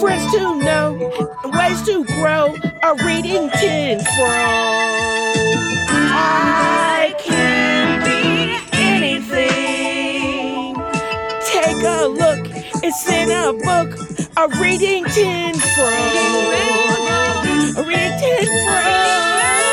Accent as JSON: {"language": "English", "region": "Virginia", "country": "United States", "also_born_or_lived": "Tennessee", "moved": "yes", "said": "I'm from Virginia, the part of Virginia that she is actually from. And I don't know if it's in Portsmouth or Norfolk"}